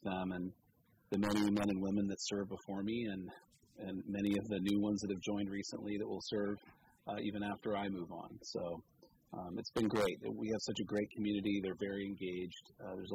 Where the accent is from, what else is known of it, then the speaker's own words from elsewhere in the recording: Petaluma, California, United States; now in Cotati, United States; I was born and raised over on Caulfield